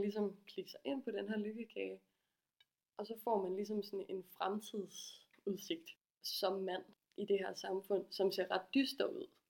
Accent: Aarhus, Central Denmark Region, Denmark; jeg kommer fra Aarhus og er 26 år gammel

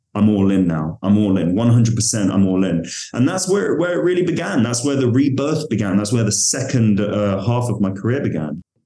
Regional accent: London, United Kingdom; I'm from London

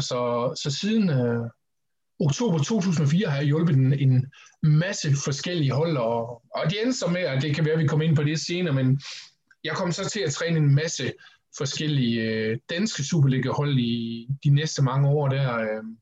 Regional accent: Horsens, Central Denmark Region, Denmark; Jeg startede i den lokale atletikklub i Horsens, hvor jeg kommer fra, Atletica

